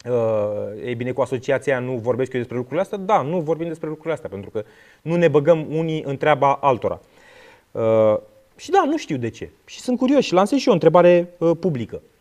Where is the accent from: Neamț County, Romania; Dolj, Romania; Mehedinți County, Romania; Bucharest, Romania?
Mehedinți County, Romania; Drobeta-Turnu Severin; din Severin.